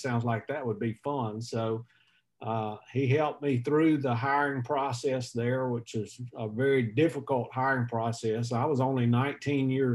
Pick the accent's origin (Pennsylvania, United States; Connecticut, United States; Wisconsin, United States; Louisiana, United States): Louisiana, United States; West Monroe; also born or lived in Oak Grove, Louisiana; when I graduated from high school, my dad took a church in Oak Grove, Louisiana. So we moved from West Monroe to Oak Grove